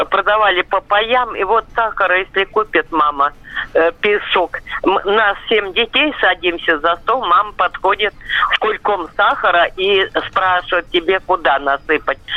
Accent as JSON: {"language": "Russian", "region": "Buryatia", "country": "Russia", "tie": "born or raised there", "said": "А вообще я родилась в Бурятии"}